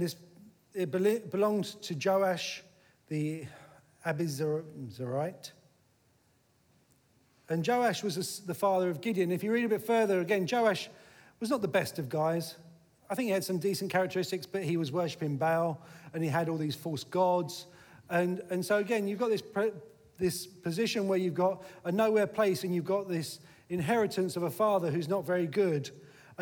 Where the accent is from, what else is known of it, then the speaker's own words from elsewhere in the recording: Eltham, London, United Kingdom; also born or lived in Sidcup; I'm just from Eltham. Now, sometimes I say, actually, I'm from Sycup, because Sycup's a little bit posher than Eltham